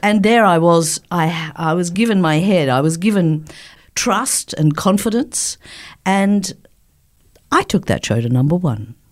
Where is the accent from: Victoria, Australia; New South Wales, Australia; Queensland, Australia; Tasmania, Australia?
New South Wales, Australia; Sydney; moved away; I don't live here anymore, but I'm born and bred in Sydney